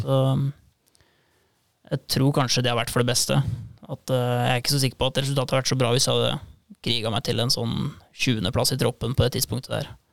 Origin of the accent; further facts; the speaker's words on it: Indre Østfold, Norway; Jeg kommer fra Indre Østfold